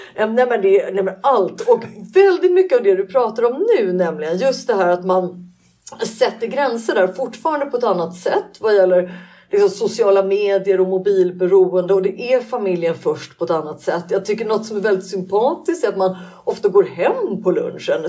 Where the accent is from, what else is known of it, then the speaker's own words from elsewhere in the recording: Sweden; Vi är svenskar